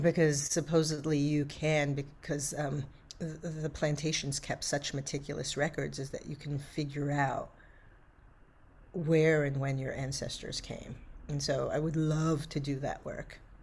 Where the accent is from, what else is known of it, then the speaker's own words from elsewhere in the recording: New York City, New York, United States; I grew up in Brooklyn at the time